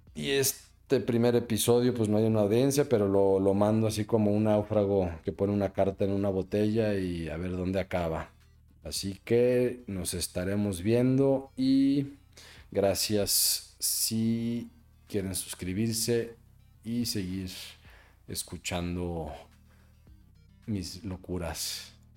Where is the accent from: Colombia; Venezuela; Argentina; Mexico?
Mexico; yo soy un cuate mexicano